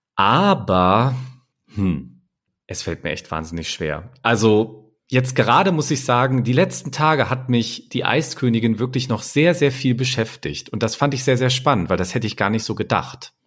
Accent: near Hanover, Lower Saxony, Germany; moved away; Ich komme ja eigentlich aus der Nähe von Hannover

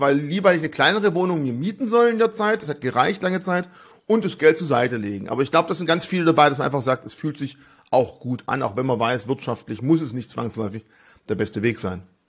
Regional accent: Swabia, Baden-Württemberg, Germany; als Schwabe

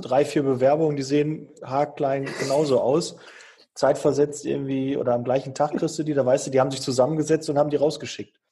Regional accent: Bochum, North Rhine-Westphalia, Germany; moved away; ich komme ja ursprünglich aus Bochum

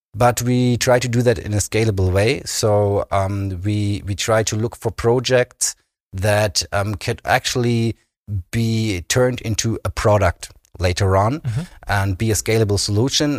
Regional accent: Berlin, Germany; moved away as an adult; also born or lived in Kiel; now in Bremen, Germany; I grew up in Berlin, in, in the western part of of Berlin

